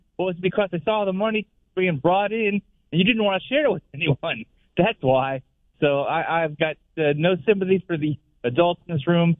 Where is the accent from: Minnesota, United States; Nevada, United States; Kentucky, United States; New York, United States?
New York, United States; I'm from New York